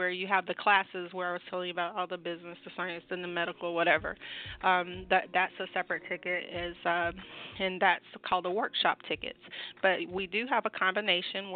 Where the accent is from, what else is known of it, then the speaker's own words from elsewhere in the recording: Georgia, United States; this is my home state